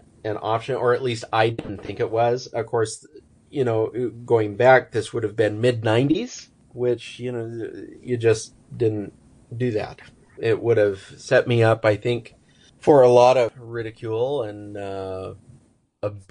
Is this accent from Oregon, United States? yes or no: yes; Ontario, Oregon, United States; I grew up in Ontario, Oregon, which is just on the border of Oregon and Idaho